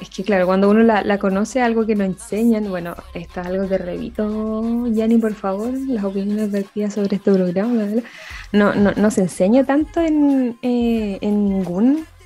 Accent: Concepción, Biobío, Chile; nosotros somos de Concepción y una vez que tocaron acá, el 2000 y algo por allá, en el teatro acá de Conce

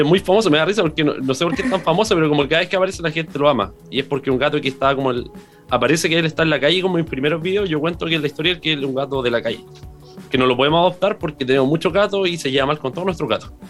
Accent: Concepción, Biobío, Chile; nací en el hospital regional, pues así que más penquista no puedo ser.

